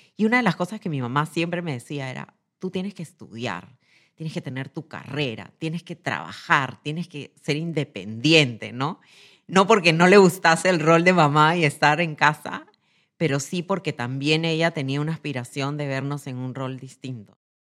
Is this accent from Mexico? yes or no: no; Lima, Peru; Nací en Lima, en una familia joven